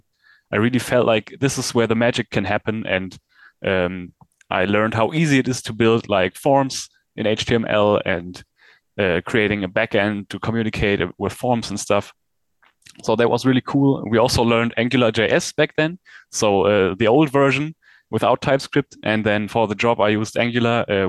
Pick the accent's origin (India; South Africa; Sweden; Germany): Germany; I'm from Germany